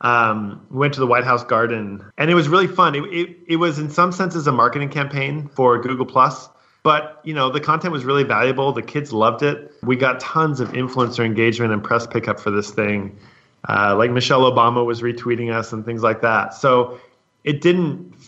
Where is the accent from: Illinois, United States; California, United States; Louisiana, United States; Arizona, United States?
California, United States; San Francisco; moved away; I'm from San Francisco